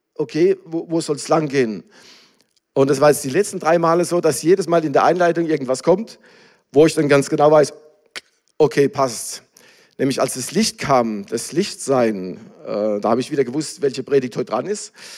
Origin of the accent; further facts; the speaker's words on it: Germany; now in Ukraine; ich bin ja auch Deutscher